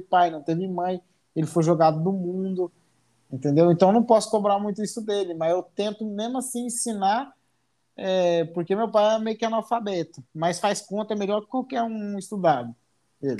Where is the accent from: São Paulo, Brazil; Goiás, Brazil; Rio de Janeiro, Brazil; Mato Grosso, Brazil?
Mato Grosso, Brazil; Colíder; Eu sou, do, sou de Colíder, Mato Grosso.